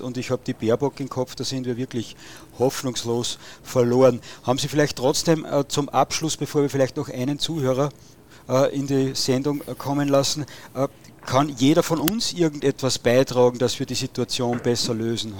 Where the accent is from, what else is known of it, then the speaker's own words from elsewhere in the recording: Steyr, Upper Austria, Austria; bei uns in Oberösterreich in Steyr